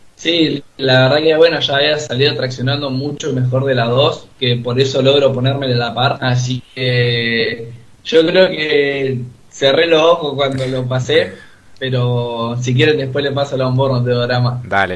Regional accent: Río Gallegos, Santa Cruz, Argentina; moved away as an adult; now in Buenos Aires, Argentina; yo ahora sí estoy viviendo acá en Buenos Aires por el estudio. Soy de eh, gallego, allá del de sur, bien lejos

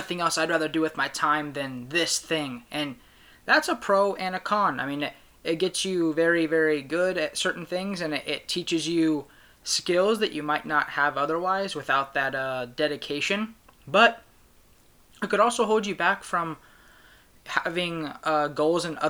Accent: Sacramento, California, United States; I'm from Sacramento, California

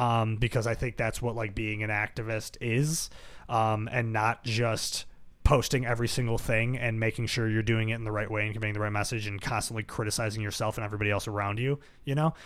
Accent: Buffalo, New York, United States; growing up in South Buffalo

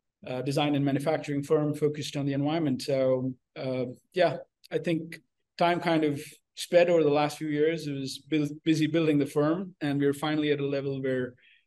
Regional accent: India; born there; also born or lived in United Arab Emirates / United States; So I was born in India, raised all over the place, went to school in Dubai and college in the States.

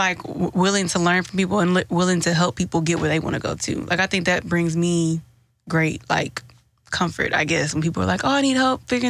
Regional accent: Houston, Texas, United States; because I'm from Houston.

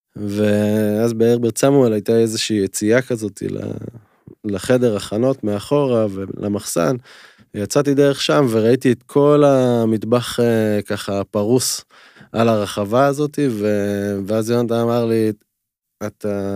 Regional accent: Timorim, Southern District, Israel; גדלתי במושב תימורים, שהוא היה מושב שיתופי, כל הילדות שלי

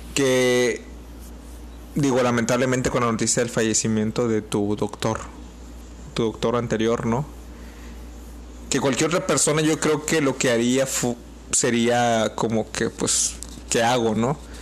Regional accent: Mexico; como mexicanos

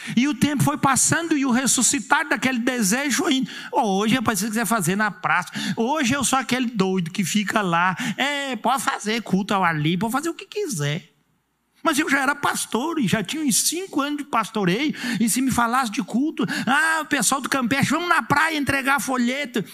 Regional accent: Urubici, Santa Catarina, Brazil; nunca mais vou vir na minha terra amada

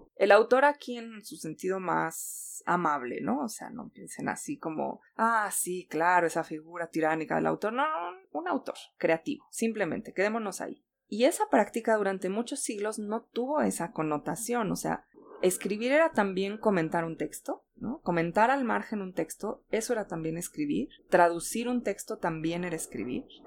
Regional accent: Mexico

